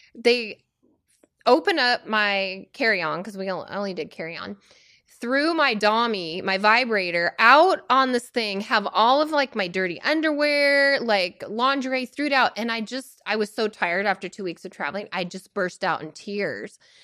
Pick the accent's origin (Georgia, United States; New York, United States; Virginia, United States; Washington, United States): Washington, United States; now in Oregon, United States; born and raised Washingtonian, then to Oregon